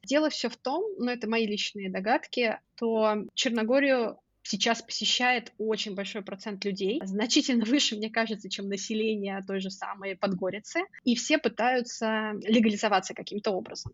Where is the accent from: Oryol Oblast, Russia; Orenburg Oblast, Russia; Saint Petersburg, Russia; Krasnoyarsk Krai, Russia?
Oryol Oblast, Russia; Oryol; moved away as an adult; also born or lived in Moscow, Russia; now in Podgorica, Montenegro; мой родной город Орел